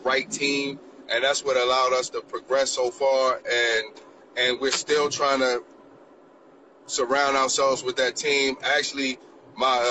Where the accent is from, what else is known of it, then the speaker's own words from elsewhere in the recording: Baltimore, Maryland, United States; growing up in Baltimore, you know, in the inner cities